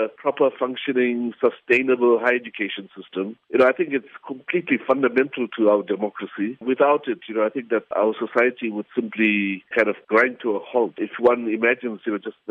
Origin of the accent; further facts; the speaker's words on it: Seven Oaks, KwaZulu-Natal, South Africa; also born or lived in Greytown, KwaZulu-Natal; I grew up in Seven Oaks, which is like a little farming centre in the Midlands, very close to Grey Town.